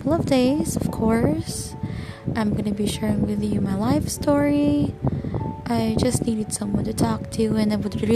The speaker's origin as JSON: {"language": "English", "country": "Philippines", "second_language": "English", "said": "I'm a Filipino"}